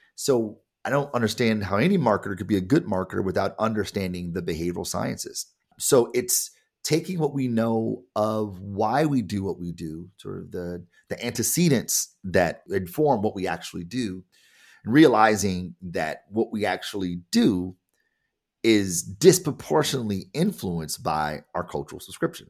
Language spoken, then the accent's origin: English; Detroit, Michigan, United States; I am black and I am from Detroit.